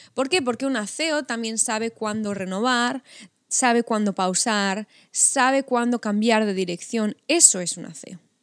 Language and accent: Spanish; Spain; La mayoría somos españolas